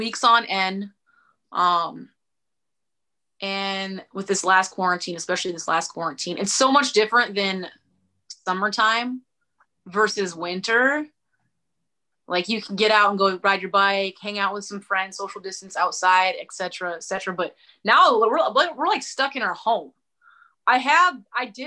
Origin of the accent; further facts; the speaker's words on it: North Dakota, United States; moved away as an adult; now in Spokane, United States; I'm from North Dakota, small town, smaller town, about 45,000-50,000 people growing up.